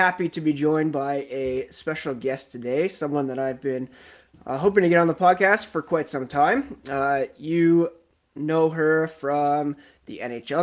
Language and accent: English; Ottawa, Ontario, Canada; moved away as an adult; now in Guelph, Canada; I grew up in Ottawa and now I live in Guelph.